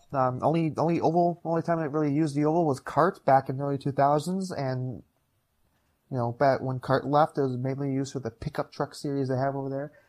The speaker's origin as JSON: {"language": "English", "region": "Upper Peninsula of Michigan", "country": "United States", "tie": "born or raised there", "moved": "yes", "lives_now": "Green Bay, United States", "said": "born and raised in the Upper Peninsula of Michigan"}